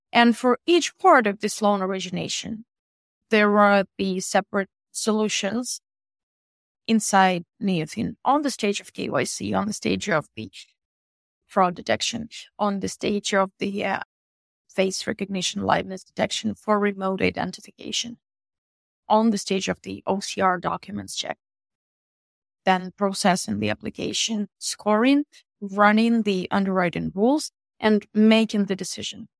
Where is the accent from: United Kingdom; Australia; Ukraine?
Ukraine; Eastern Ukraine; so we're all coming from Ukraine, specifically from the east of Ukraine